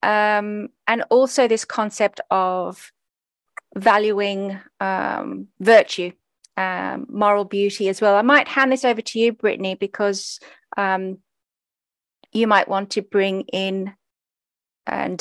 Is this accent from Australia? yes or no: yes; Australia; I was a Greek kid growing up in Australia